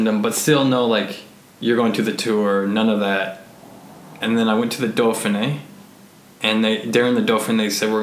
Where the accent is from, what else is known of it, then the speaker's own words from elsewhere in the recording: United States; being an American